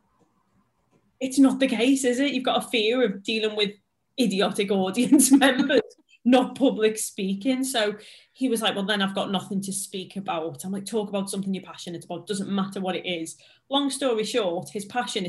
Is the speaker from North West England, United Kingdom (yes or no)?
yes; Liverpool, North West England, United Kingdom; accent: Scouse; I'm a Scouser, English is a second language for me.